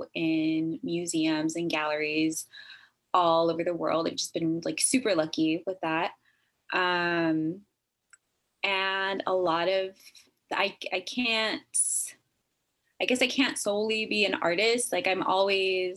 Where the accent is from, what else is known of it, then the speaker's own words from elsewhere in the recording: Texas, United States; moved away as an adult; also born or lived in Northern California; now in California, United States; I'm originally from Texas, and I have been living up here in California, Northern California, for the last like 10 years.